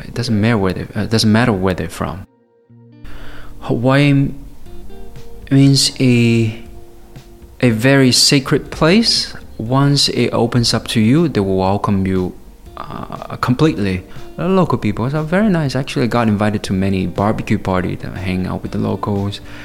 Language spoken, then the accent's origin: English; Guiyang, Guizhou, China; English is a second language; moved away; also born or lived in Honolulu; I was born in a place called Guiyang. It's a city, the capital city of Guizhou.